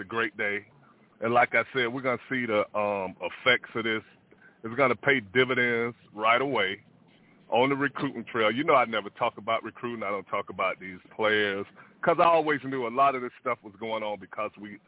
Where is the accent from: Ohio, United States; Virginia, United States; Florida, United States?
Florida, United States; Miami; moved away; I grew up, you know, I grew up in the Grove.